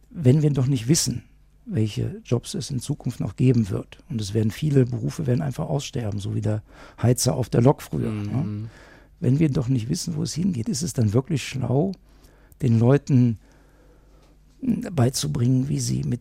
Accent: Moers, North Rhine-Westphalia, Germany; Wenn ich dir sage, ich komme aus Mörs, auch Mörs hat seine 3000er, das wissen die wenigsten.

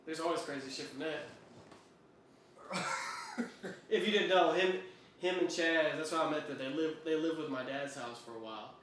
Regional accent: Dallas, Texas, United States; also born or lived in Grand Prairie, Texas; I'm from South Dallas.

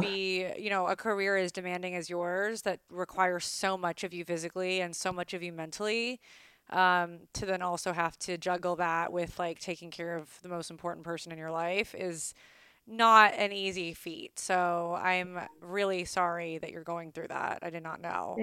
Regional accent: Calabasas, California, United States; I'm from Calabasas

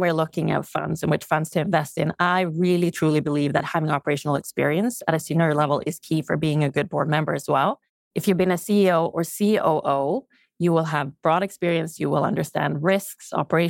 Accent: Sweden; English is a second language; now in Canada; So let's start with, when I came to Canada from Sweden, I had never ever thought male versus female.

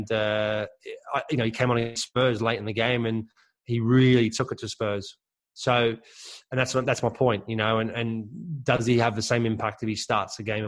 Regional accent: Australia; I was born in Australia, but of German parents, and I grew up

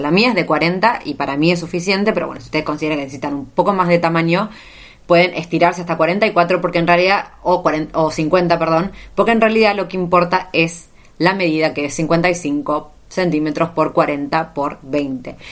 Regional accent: Argentina; moved away as an adult; la primera vez que salí de Argentina, ya por 2012.

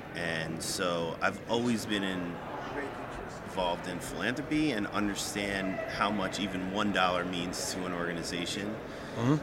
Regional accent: New York, United States; also born or lived in Maryland / Virginia; now in Washington, D.C. area, United States; Originally from New York lived outside the DC area, both in Maryland, Virginia, for about the past 25 years.

